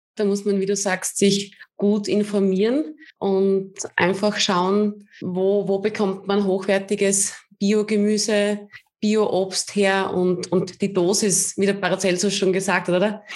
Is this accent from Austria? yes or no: yes; Austria; bei uns in Österreich